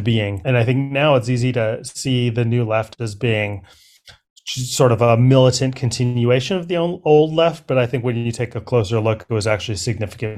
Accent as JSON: {"language": "English", "town": "Berkeley", "region": "California", "country": "United States", "tie": "born or raised there", "said": "I grew up in Berkeley."}